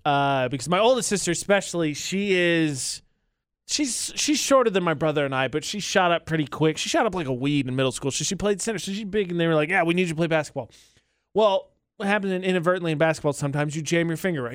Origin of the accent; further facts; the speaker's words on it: Midwest, United States; moved away as an adult; now in Utah, United States; I am from the Midwest